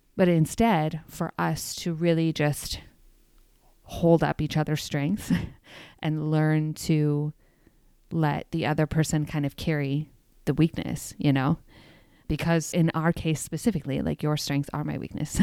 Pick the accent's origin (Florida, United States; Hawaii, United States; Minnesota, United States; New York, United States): New York, United States; I'm from New York